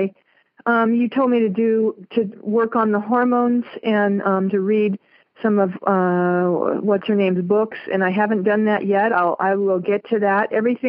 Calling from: Las Vegas, Nevada, United States; I'm from Las Vegas.

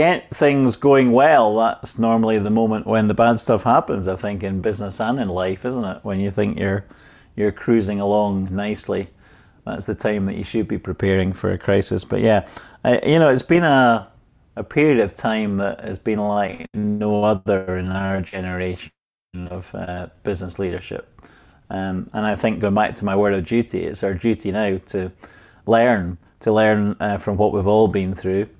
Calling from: Scotland, United Kingdom; Well, I'm joining you from Scotland, from near the most famous sets of golf links in Scotland.

